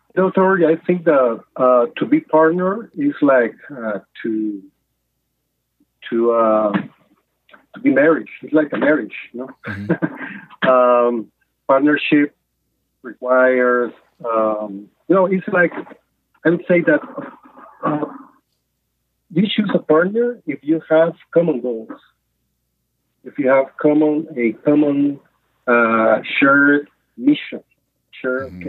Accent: Nicaragua; now in Mexico; I was born in Nicaragua um, more than 50 years ago

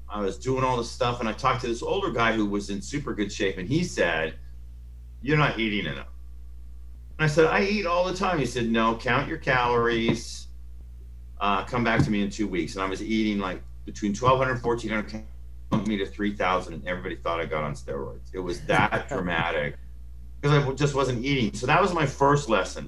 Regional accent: Phoenix, Arizona, United States; moved away; I grew up in Phoenix, Arizona

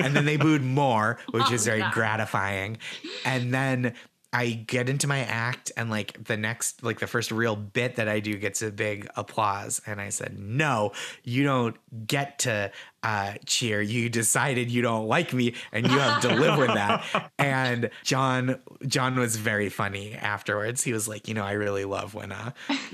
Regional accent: Boston, Massachusetts, United States; moved away as an adult; now in New York City, United States; I'm from here. I moved. I don't live here anymore, but it's so special to be in my hometown

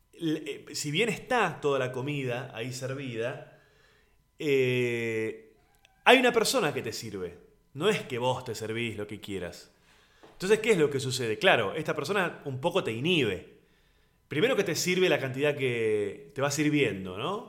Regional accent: Buenos Aires, Argentina; comediante argentino de Buenos Aires.

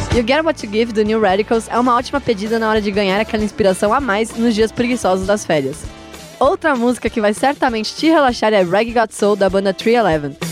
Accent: Santos, São Paulo, Brazil; moved away; Eu e a Julia somos de Santos

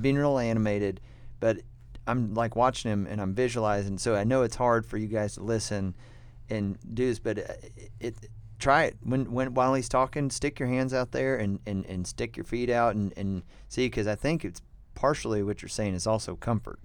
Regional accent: United States; we're American

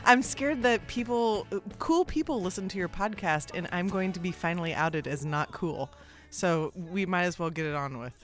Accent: Kansas City, Missouri, United States; now in San Francisco, United States; I grew up in Kansas City

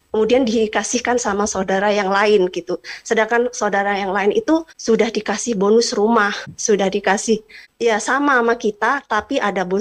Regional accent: Java, Indonesia; now in Bogor, Indonesia; Saya uh, tinggal di uh, Bogor, sedangkan uh, tanah waris tanah itu ada di kampung saya di Jawa.

